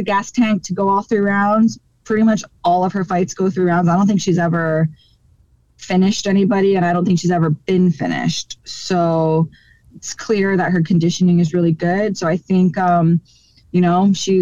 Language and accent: English; Hawaii, United States; in my hometown of Hawaii